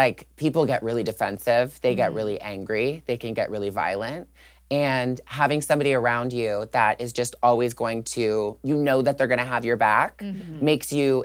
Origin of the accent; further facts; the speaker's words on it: Toronto, Ontario, Canada; I grew up in Toronto, Canada